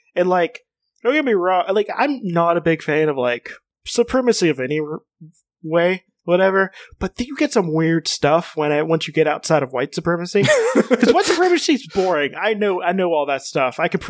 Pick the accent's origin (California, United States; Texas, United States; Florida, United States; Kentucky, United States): Kentucky, United States; because I am from Kentucky